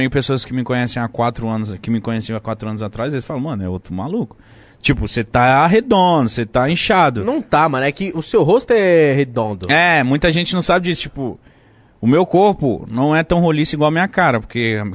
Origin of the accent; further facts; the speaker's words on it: Belém, Pará, Brazil; Eu sou do Norte, né? Sou de Belém, então...